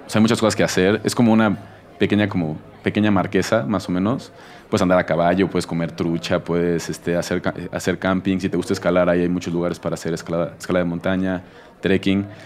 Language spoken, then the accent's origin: Spanish; Mexico City, Mexico; Yo soy de otra zona de la ciudad. Yo soy eh, un chilango que ha nacido y crecido aquí toda su vida. Mis padres no son de, la Ciudad de México, mis papás son de... Mi madre es de Tamaulipas y mi papá es de Veracruz.